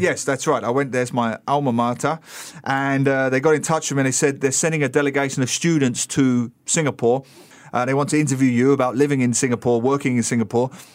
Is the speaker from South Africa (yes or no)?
no; England, United Kingdom; moved away; I'm an Englishman.